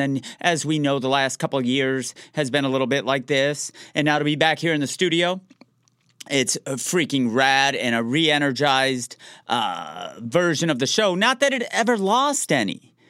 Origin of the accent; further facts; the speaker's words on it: Detroit, Michigan, United States; I'm from the Metro Detroit area, so I found out who the surgeon was for the Detroit Red Wings of the NHL